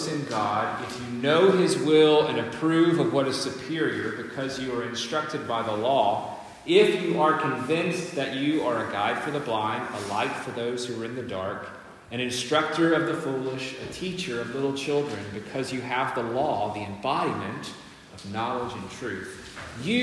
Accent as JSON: {"language": "English", "country": "United States", "moved": "yes", "said": "I'm the American here"}